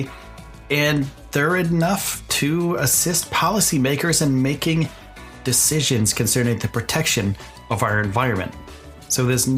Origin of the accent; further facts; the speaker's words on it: eastern United States, East Coast, United States; I'm from the United States. I'm from the eastern side of the United States